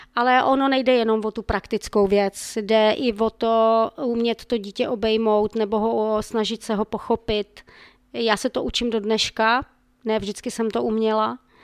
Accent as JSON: {"language": "Czech", "town": "Ostrava", "region": "Moravian-Silesian Region", "country": "Czechia", "said": "pocházím z Ostravy"}